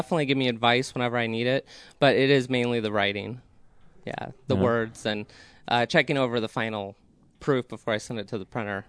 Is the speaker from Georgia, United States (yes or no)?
no; Aurora, Colorado, United States; I grew up in Aurora, Colorado, and I've always had a fascination for nerdy things.